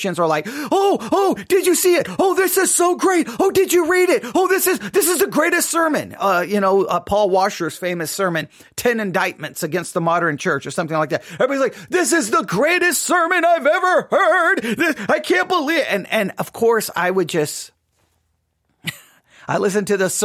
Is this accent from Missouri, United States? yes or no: no; Texas, United States; also born or lived in Abilene, Texas; I live here in Texas. I grew up in Texas